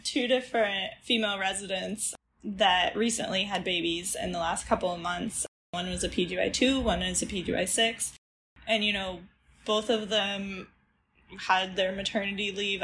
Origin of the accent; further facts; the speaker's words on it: Midwest, United States; moved away as an adult; now in Galveston, United States; I'm from the Midwest